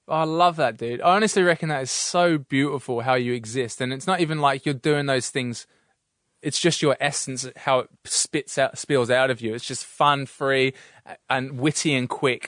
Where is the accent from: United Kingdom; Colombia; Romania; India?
United Kingdom; England; now in Australia; being put down in Australia for being English, 'cause that you'd be a pommy